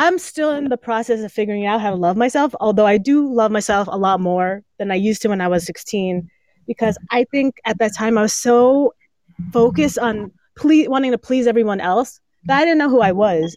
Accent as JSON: {"language": "English", "town": "East Brunswick", "region": "New Jersey", "country": "United States", "tie": "born or raised there", "said": "I, was born and raised in East Brunswick"}